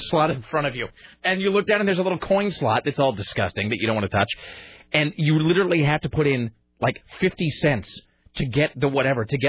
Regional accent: Kennewick, Washington, United States; born or raised there; moved away as an adult; also born or lived in Spokane, Washington

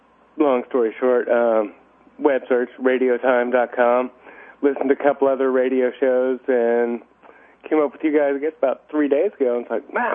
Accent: Houston, Texas, United States; moved away as an adult; now in Rotterdam, Netherlands; From Houston, actually.

